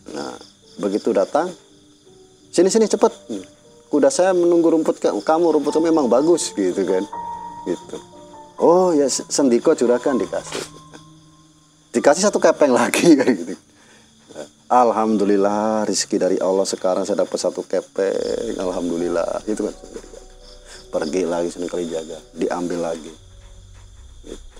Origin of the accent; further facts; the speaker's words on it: Java, Indonesia; ya kalau saya orang Jawa